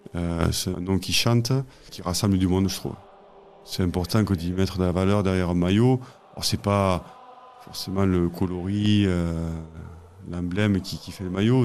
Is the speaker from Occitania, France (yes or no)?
yes; Vénès, Occitania, France; Je suis originaire du Tarn, et plus précisément du village de Vénès, situé entre Castres et Albi